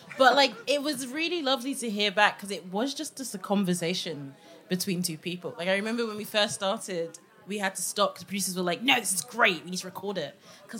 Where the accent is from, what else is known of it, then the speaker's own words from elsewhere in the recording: Nigeria; because I'm Nigerian, duh.